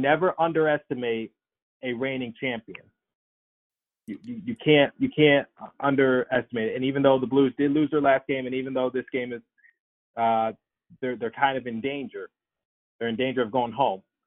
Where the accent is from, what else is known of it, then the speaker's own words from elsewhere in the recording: Philadelphia, Pennsylvania, United States; my hometown team, the uh, the Flyers